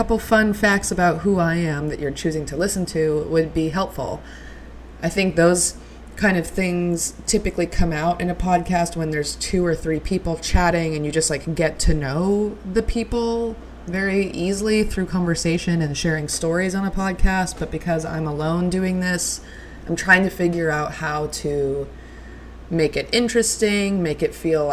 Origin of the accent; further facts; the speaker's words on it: Reno, Nevada, United States; I am from Reno, Nevada. I am from the northwestern part of Reno, Nevada. I am, yeah, just a Reno girl through and through